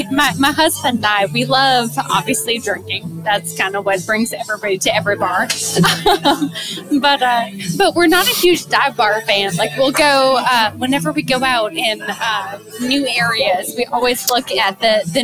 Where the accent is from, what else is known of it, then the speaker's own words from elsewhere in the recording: Canada; moved away; I am from Canada myself